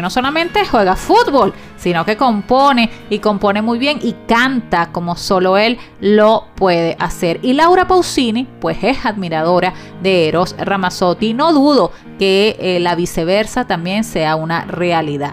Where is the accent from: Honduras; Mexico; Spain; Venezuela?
Venezuela; como periodista, como mujer, como venezolana